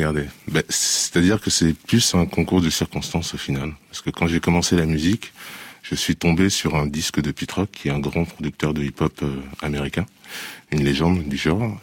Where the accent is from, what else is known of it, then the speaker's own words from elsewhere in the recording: Paris, Île-de-France, France; also born or lived in United States; je suis né en France. J'ai vécu euh, une grande partie de ma, vie euh, sur Paris.